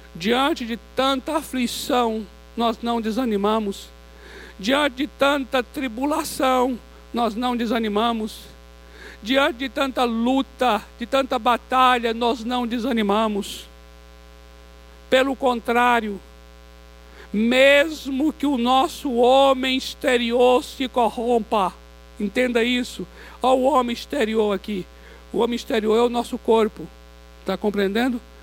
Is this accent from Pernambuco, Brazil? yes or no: no; Vitória da Conquista, Bahia, Brazil; moved away; eu sou baiano de Vitória da Conquista